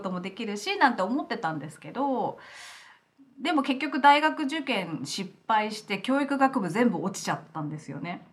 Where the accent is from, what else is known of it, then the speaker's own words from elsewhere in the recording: Kofu, Yamanashi, Japan; moved away as an adult; also born or lived in Aomori / Australia; now in Los Angeles, United States; 山梨県甲府市出身で